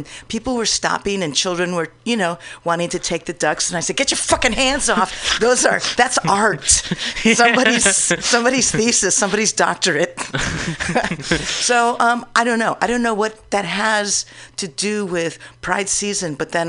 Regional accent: New York, United States; now in San Francisco, United States; Oh, well, I've been living in San Francisco for about 30 years. {S2} Yeah. {S4} But I came from New York

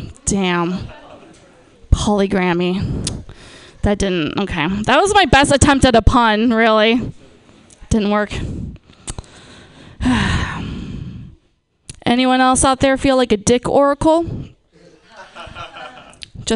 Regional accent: Napa, California, United States; moved away; I'm from, born and raised in Napa

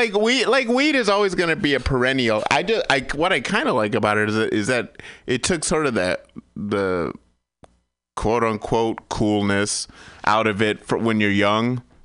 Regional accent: Michigan, United States

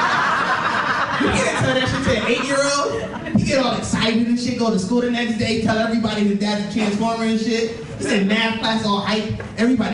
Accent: Springfield, Massachusetts, United States; I'm from Springfield, Massachusetts

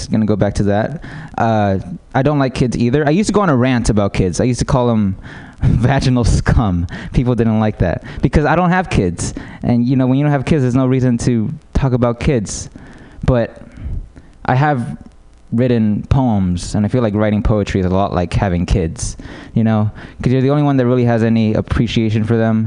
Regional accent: United States; I'm American

